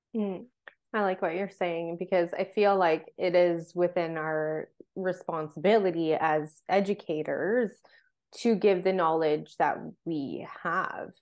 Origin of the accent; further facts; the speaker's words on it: Vancouver Island, British Columbia, Canada; I grew up on Vancouver Island